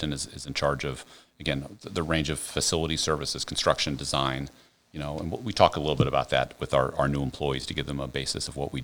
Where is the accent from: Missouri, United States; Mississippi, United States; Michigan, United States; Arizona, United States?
Missouri, United States; St. Louis; moved away as an adult; also born or lived in South Carolina; I'm from the St. Louis, Missouri area